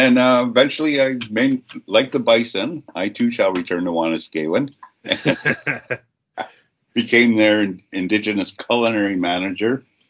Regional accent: Saskatchewan, Canada; a nomadic nation that we are from, we're from Treaty 4, prairie walkers and bison followers.

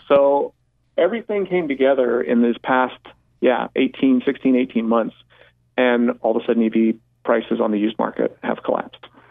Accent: Colorado, United States; moved away; Colorado, my home state where I grew up

